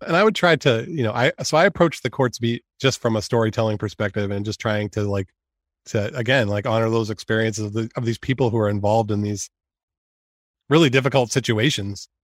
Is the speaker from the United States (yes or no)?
yes; North Yarmouth, Maine, United States; also born or lived in Cumberland, Maine / Iowa; I am from Maine. I actually grew up in North Yarmouth and Cumberland.